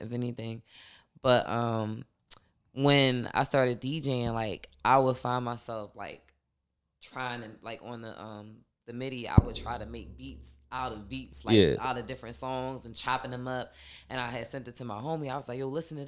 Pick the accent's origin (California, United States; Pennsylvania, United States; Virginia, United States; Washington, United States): Pennsylvania, United States; Philadelphia; born or raised there; also born or lived in Bronx, New York